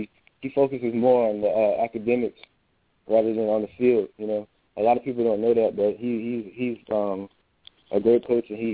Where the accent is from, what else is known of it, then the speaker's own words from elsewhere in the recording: Tallahassee, Florida, United States; I'm from Tallahassee